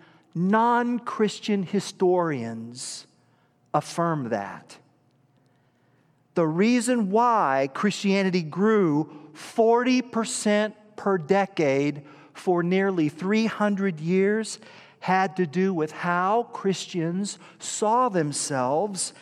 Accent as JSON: {"language": "English", "region": "Illinois", "country": "United States", "said": "we don't do so primarily as American citizens or Illinoisans"}